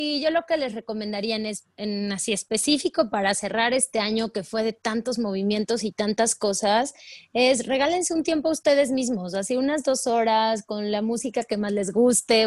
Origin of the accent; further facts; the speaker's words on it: Puebla, Mexico; moved away as an adult; now in Mexico City, Mexico; toda mi vida viví en Puebla, soy, soy de Puebla